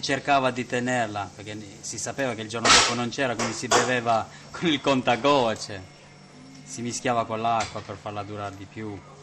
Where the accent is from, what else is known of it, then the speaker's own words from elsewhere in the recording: Kosovo; now in Italy; è il mio paese è il mio sono nato lì è il posto, per me è il posto più bello al mondo